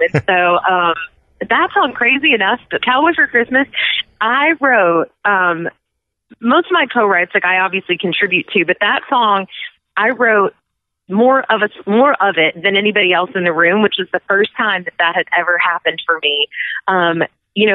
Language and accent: English; Garland, Texas, United States; my hometown, which is Garland, Texas.